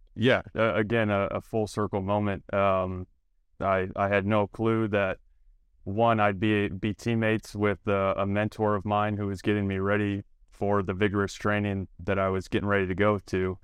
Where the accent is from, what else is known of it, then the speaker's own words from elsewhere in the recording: Toledo, Ohio, United States; born and raised in Toledo, Ohio